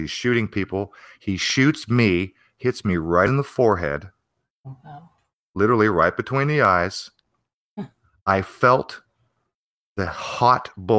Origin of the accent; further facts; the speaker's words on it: Pennsylvania, United States; I was born in Pennsylvania, raised as a young child in Pennsylvania, and the religion is Baptist Christian.